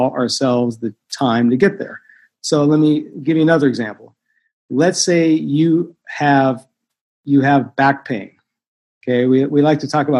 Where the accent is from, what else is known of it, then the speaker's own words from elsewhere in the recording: Los Angeles, California, United States; I was brought up in Koreatown here in Los Angeles